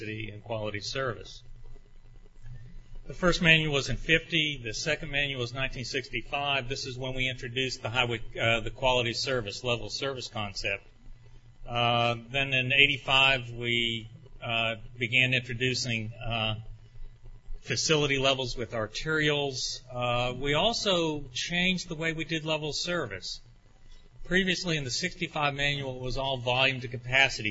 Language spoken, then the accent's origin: English; Orlando, Florida, United States; this indeed is my hometown